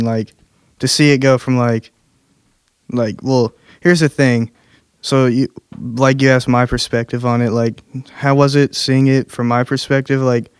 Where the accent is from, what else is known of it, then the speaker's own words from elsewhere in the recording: South Spencer, Indiana, United States; also born or lived in Heritage Hills, Indiana; so as a kid, I grew up around South Spencer. From first to seventh grade, went to South Spencer. Seventh grade to 11th grade, I moved to Heritage Hills.